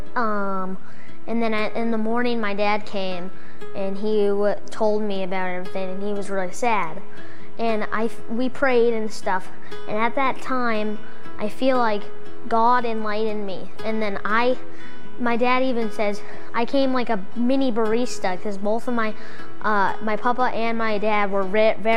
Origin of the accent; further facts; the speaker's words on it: Sandwich, Massachusetts, United States; I'm 11 years old. And I'm from Cape Cod, Sandwich, Massachusetts